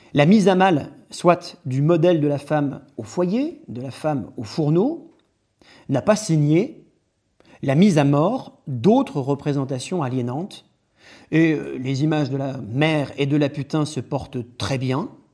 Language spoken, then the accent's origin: French; France; also born or lived in Louvain-la-Neuve, Belgium; Je suis français